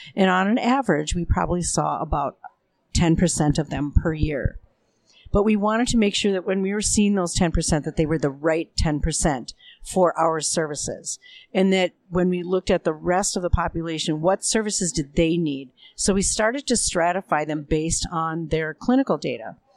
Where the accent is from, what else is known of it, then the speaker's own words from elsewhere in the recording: Minneapolis, Minnesota, United States; I come from Minneapolis, Minnesota